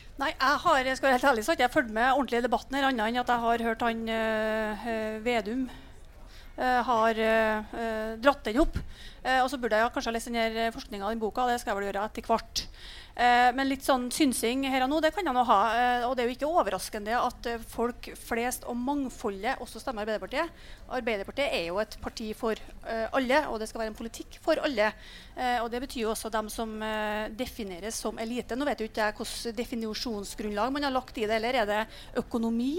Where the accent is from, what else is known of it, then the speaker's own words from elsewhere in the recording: Trøndelag, Norway; Jeg kommer jo fra Nord-Trøndelag